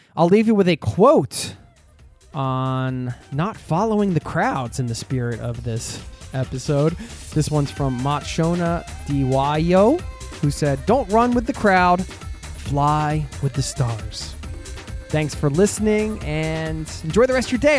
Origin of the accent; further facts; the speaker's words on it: Philadelphia, Pennsylvania, United States; Philadelphia, my hometown